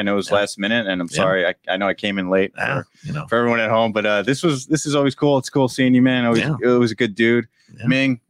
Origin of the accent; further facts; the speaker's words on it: Edison, New Jersey, United States; finished an active shooter training video for Middlesex County College in New Jersey, in Edison, actually, my hometown.